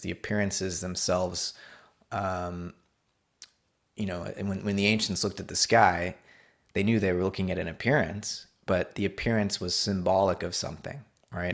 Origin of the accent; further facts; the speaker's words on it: Hollywood, Florida, United States; also born or lived in Orlando, Florida; I grew up in South Florida, uh, on the East Coast, um, a town called Hollywood